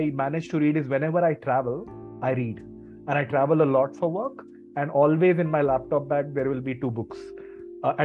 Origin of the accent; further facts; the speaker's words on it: Mumbai, Maharashtra, India; moved away as an adult; also born or lived in Kolhapur; now in Basel, Switzerland; I'm based in Basel in Switzerland right now, but I grew up in Bombay.